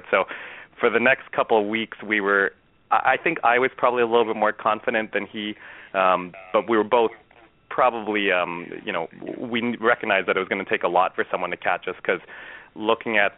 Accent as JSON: {"language": "English", "town": "Toronto", "region": "Ontario", "country": "Canada", "also_born_or_lived": "Philadelphia", "moved": "as an adult", "lives_now": "Chicago, United States", "said": "Um, I'm originally from Toronto, Canada, and only moved to the U.S. in 2002 when I started med school in Philadelphia"}